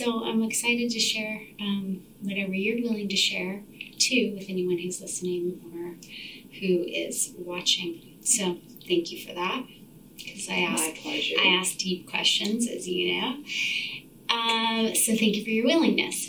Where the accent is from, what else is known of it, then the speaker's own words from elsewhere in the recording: Orange County, Southern California, United States; moved away as an adult; also born or lived in San Francisco; now in Portland, United States; I am originally from Southern California. I grew up there in the 70s in rural Southern Orange County